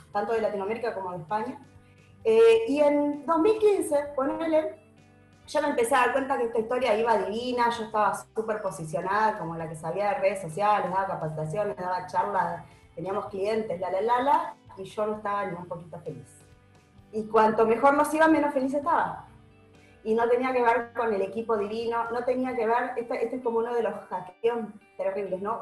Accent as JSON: {"language": "Spanish", "country": "Uruguay", "also_born_or_lived": "Argentina", "moved": "as an adult", "lives_now": "Buenos Aires, Argentina", "said": "mucha gente cree que soy uruguaya, en realidad soy mixta, mi familia entera es uruguaya, viví en, nací en Argentina, nos volvimos a Uruguay y desde Uruguay me volví a mudar acá hace 20 años"}